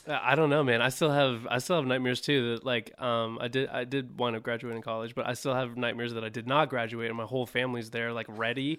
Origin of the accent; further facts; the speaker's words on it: Orange County, Southern California, United States; also born or lived in Bay Area, California / Los Angeles; I was born in Southern California in Orange County